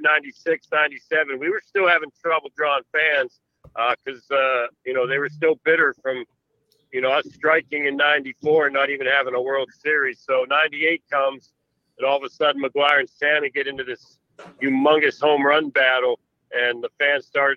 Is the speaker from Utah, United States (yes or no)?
no; Pittsburgh, Pennsylvania, United States; It was my hometown team, the team I grew up watching